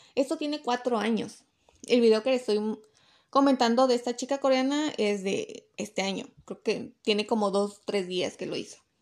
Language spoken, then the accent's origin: Spanish; Mexico; yo soy de México